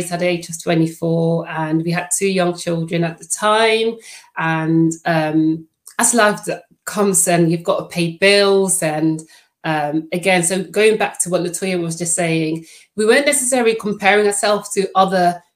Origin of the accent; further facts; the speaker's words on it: Netherlands; first language Dutch; English is a second language; now in United Kingdom; I am Dutch